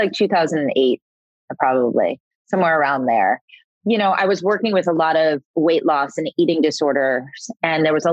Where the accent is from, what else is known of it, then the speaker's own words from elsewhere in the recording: Florida, United States; I'm from Florida